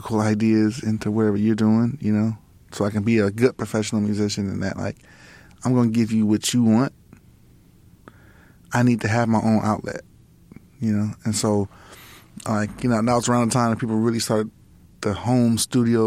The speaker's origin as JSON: {"language": "English", "town": "Los Angeles", "region": "California", "country": "United States", "tie": "born or raised there", "said": "we grew up in Lamar Park, like around, you know, Kamal Dudes, you know, the World Stage"}